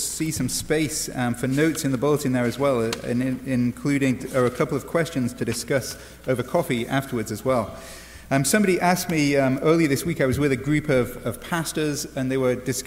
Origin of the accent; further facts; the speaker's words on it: England, United Kingdom; now in United States; as an Englishman